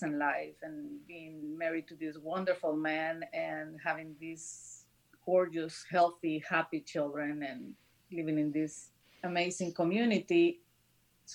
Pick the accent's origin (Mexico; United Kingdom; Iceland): Mexico; northern Mexico; moved away as an adult; now in Chicago, United States; my hometown in the north of Mexico